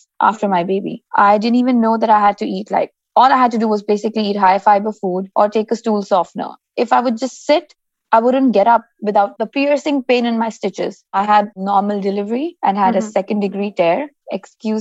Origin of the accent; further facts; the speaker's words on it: Dubai, United Arab Emirates; I'm born and raised in Dubai, actually, and I'm Indian by descent